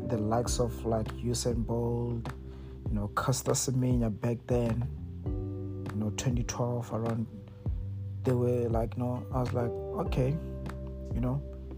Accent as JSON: {"language": "English", "town": "Mokopane", "region": "Limpopo", "country": "South Africa", "tie": "born or raised there", "moved": "as an adult", "lives_now": "United States", "said": "like I said, I'm from Mokopane, but I'm currently residing in the United States."}